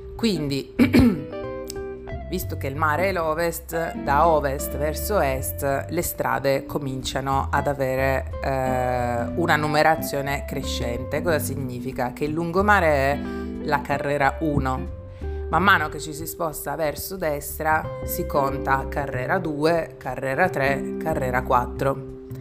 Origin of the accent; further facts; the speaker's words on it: Foggia, Apulia, Italy; io sono di Foggia